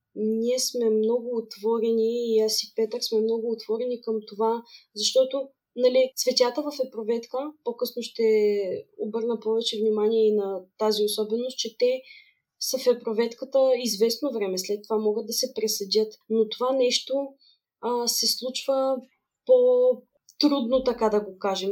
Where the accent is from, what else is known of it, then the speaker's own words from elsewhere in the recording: Varna, Varna Province, Bulgaria; moved away as an adult; also born or lived in Sofia; аз всъщност съм родом от Варна